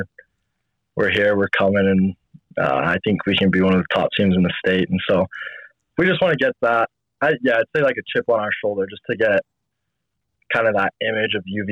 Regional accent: Tooele, Utah, United States; I grew up in Tooele

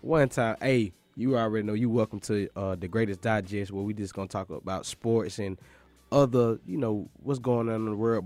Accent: Macon, Georgia, United States; I'm from Macon, Georgia

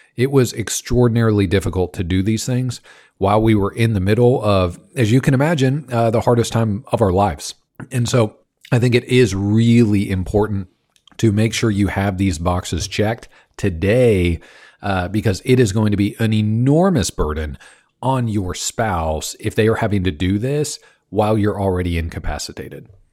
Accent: Kansas, United States; I grew up in Kansas

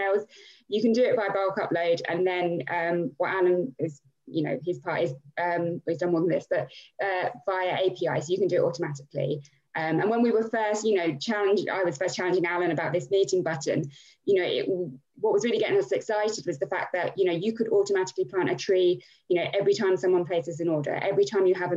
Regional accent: Milton Keynes, South East England, United Kingdom; born and bred in Milton Keynes.

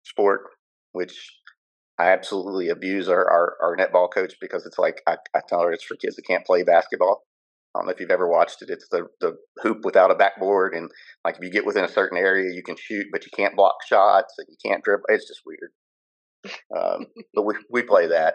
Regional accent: Kentucky, United States; also born or lived in Florida / Iceland; now in Qatar; growing up in Kentucky

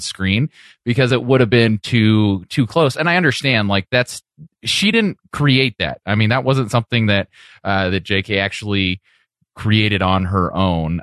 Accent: Modesto, California, United States; Yeah, we're all from here. And then we claim it.

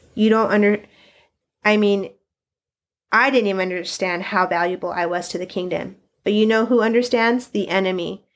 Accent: Sunnyside, Washington, United States; I was born and raised in Sunnyside, Washington, and uh, currently am still planted, uh, in the small town

